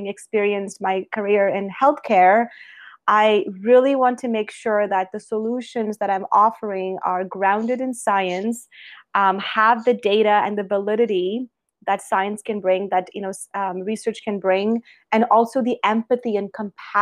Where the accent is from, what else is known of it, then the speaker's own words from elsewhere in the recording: Alberta, Canada; also born or lived in British Columbia; I'm from Alberta, Canada, and I have spent my whole life in public health and infectious diseases